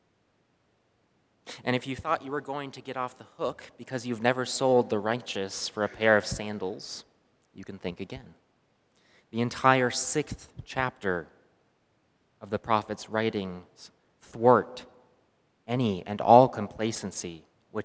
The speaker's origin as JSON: {"language": "English", "area": "a small city just south of Irvine", "region": "California", "country": "United States", "tie": "born or raised there", "said": "I grew up in a small city just south of Irvine, California"}